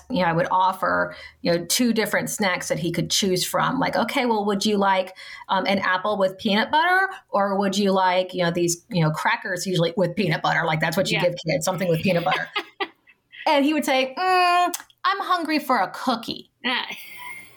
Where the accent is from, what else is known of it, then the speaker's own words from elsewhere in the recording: New Orleans, Louisiana, United States; I grew up in the New Orleans area